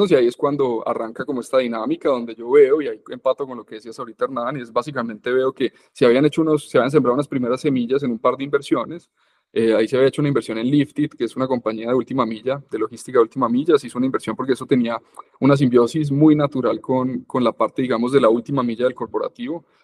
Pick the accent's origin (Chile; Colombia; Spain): Colombia; Medellín, Antioquia; born there; Yo, yo, yo nací aquí en Medellín, pues, pero he vivido fuera de Medellín toda la vida.